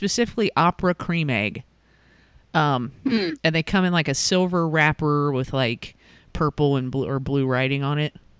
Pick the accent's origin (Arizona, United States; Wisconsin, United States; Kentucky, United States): Kentucky, United States; Northern; See, I'm from Northern Kentucky, so we call them Vienna sausages.